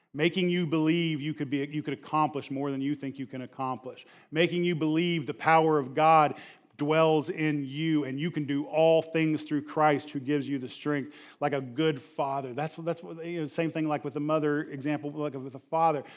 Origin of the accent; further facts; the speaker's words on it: the Bible Belt, United States; I'm a Bible Belt, uh, kid, and, and, and growing up in the Bible Belt